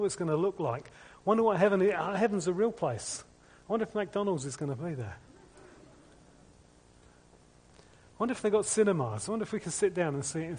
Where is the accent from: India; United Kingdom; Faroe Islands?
United Kingdom; We're British